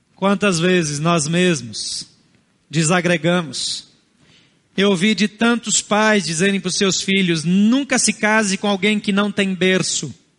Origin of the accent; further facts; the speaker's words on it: Brazil; Portuguese is a second language; Meus avós não foram brasileiros, nem paternos nem maternos. Talvez os seus também não. Isso não nos torna mais ou menos brasileiros